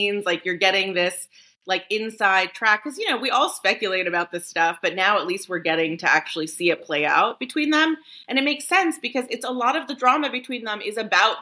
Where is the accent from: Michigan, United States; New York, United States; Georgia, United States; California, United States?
New York, United States; as a New Yorker, more like real New York